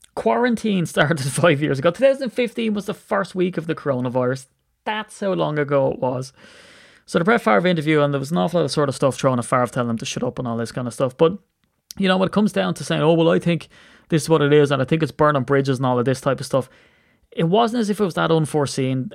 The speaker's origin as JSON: {"language": "English", "country": "Ireland", "said": "I'm an Irish man"}